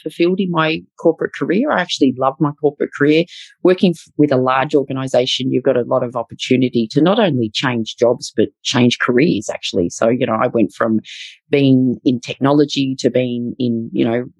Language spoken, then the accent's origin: English; Melbourne, Victoria, Australia; I've lived and worked in Melbourne all my life